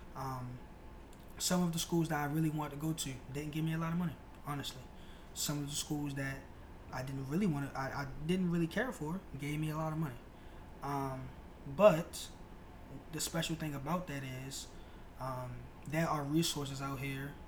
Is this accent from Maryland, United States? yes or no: yes; Baltimore, Maryland, United States; I am originally from Baltimore, Maryland, uh, South Baltimore to be specific